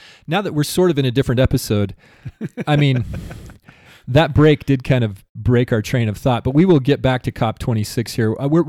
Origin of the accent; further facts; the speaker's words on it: Utah, United States; Did you know that I'm from San Pete Valley, that I'm a farmer?